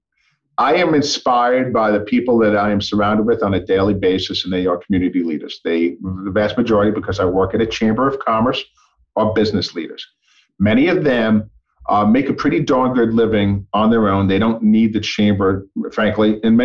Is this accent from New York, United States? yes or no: yes; New York, United States; moved away; growing up in New York